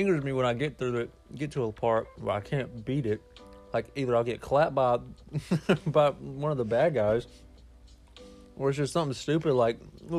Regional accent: Alabama, United States; moved away; We're from Bama.

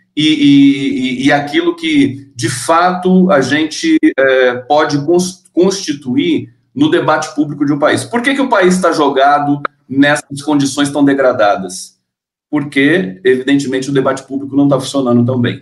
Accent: Caçapava, São Paulo, Brazil; eu sou do interior aqui do estado de São Paulo, né? Caçapava.

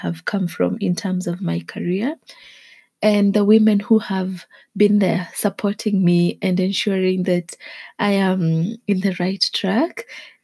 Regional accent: Naivasha, Nakuru County, Kenya; I grew up in Naivasha

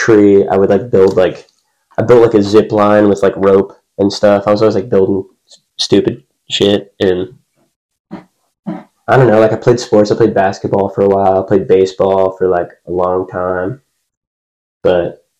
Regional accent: Fairview, Tennessee, United States; I'm from Fairview, Tennessee, about 35 minutes out of town

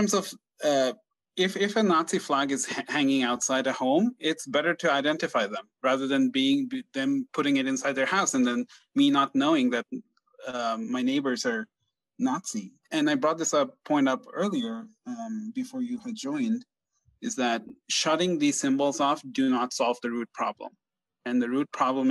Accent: Bangladesh; I'm from Bangladesh

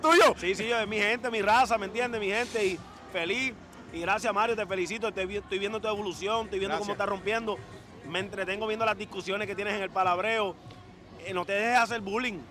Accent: Puerto Rico; moved away; yo salí de aquí, así que yo estoy orgulloso de estar en mi tierra

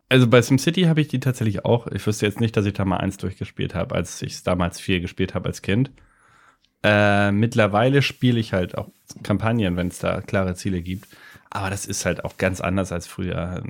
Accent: Lübeck, Schleswig-Holstein, Germany; Lübeck natürlich. Lübeck, okay. Schöne Stadt der Hanse an der Ostsee. Meine Heimat.

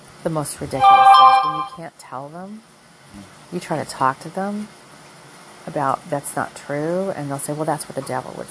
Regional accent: the North, United States; now in the rural South, United States; I'm a Northerner liberal here stuck in the South

